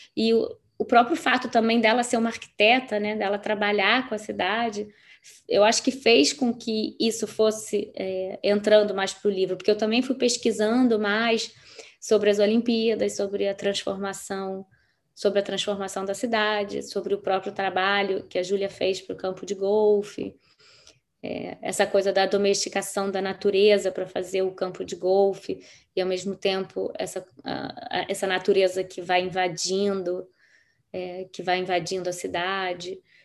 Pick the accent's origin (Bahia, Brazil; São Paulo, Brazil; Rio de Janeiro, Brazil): Rio de Janeiro, Brazil; moved away as an adult; eu, eu sou do Rio, serei sempre do Rio, mas quando você não mora mais, eu já não moro aqui há nove anos